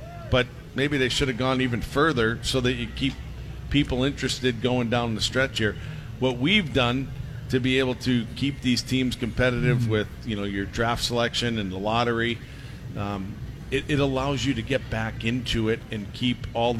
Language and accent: English; Massachusetts, United States; You know, I'm from Massachusetts, and we thought that we had a pretty good model going there.